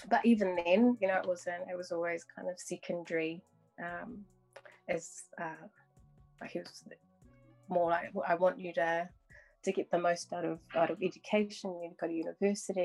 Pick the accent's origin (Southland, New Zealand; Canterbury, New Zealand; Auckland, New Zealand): Auckland, New Zealand; I grew up in South Auckland in Mangere Bridge in Mangere, went through mainstream schooling.